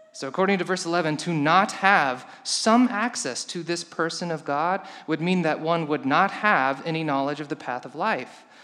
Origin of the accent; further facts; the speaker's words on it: Colorado, United States; I come from Colorado, we have few tornadoes there